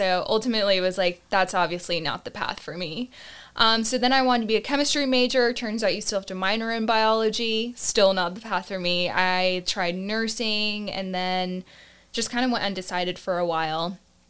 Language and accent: English; Augusta, Georgia, United States; also born or lived in Panama City, Panama; And Augusta, Georgia, I kind of claim as my hometown because I, for the most part, grew up there. But I was actually born overseas in Panama City, Panama. And my family kind of moved around to different countries because of my dad's job.